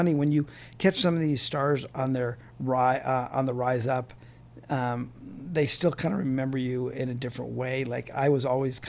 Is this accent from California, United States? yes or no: yes; Los Angeles, California, United States; a white Jew boy from, you know, Westwood to be living in Harlem